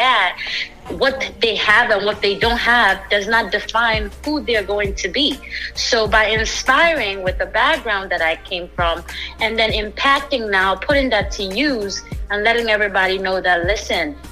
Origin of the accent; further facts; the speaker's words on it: Ghana; now in United States; I didn't grow up in the US. I was born in Ghana, West Africa.